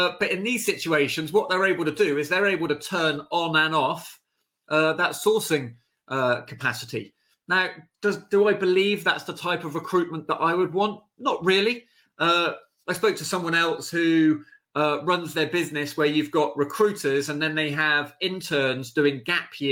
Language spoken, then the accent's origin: English; United Kingdom; how we feel as the British